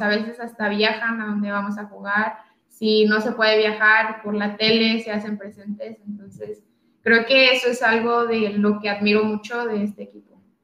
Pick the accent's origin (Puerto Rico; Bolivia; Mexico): Mexico; Tijuana, Baja California; moved away as an adult; also born or lived in Valencia; yo soy de Tijuana, Baja California